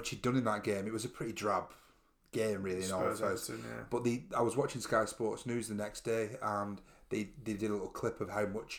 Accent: the Northwest, North West England, United Kingdom; we're from the Northwest.

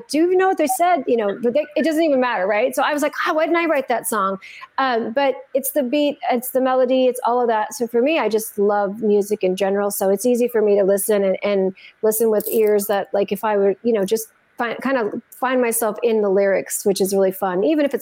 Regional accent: Santa Fe, New Mexico, United States; I grew up in Santa Fe, New Mexico

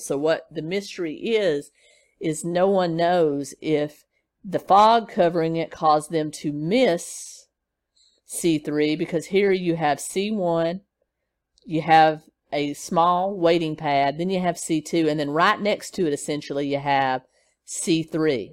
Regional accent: Nashville, Tennessee, United States; my hometown in Nashville, Tennessee

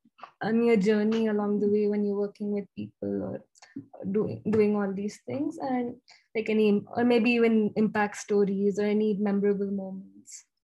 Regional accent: South India, India; first language ta; English is a second language; also born or lived in Hyderabad / Bangalore; I've been living in Hyderabad. And then, my native, like, my grandparents and all are from Kerala, but my mother tongue is Tamil. So my college was in Bangalore, so like I'm from all over, different parts of South India.

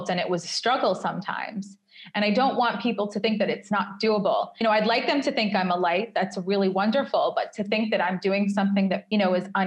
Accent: New York, United States; now in Tel Aviv, Israel; when I'm walking around Tel Aviv, or if I go on a date with someone from Tel Aviv and they say, Where are you from? and I say New York, they get personally angry

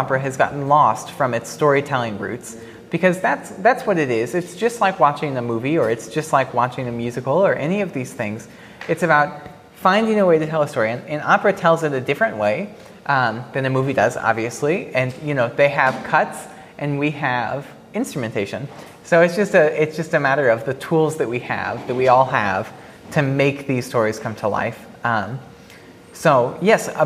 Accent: Kentucky, United States; moved away; also born or lived in Chicago; I was from Kentucky

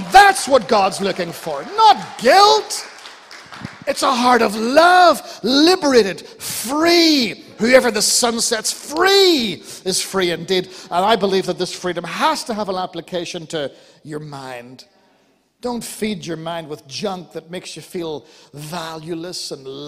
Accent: Ireland; I'm Irish

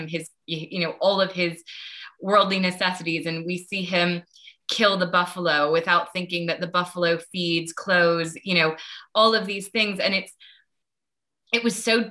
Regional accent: United States; I grew up in the States

